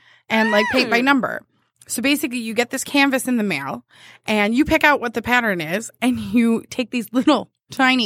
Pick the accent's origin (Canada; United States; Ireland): United States; I'm from America